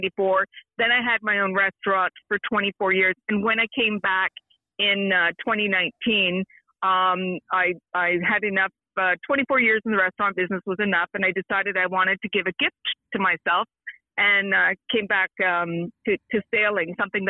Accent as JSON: {"language": "English", "town": "Brockville", "region": "Ontario", "country": "Canada", "tie": "born or raised there", "moved": "yes", "lives_now": "Mont-Tremblant, Canada", "said": "I'm originally from Brockville, Ontario, the Thousand Islands"}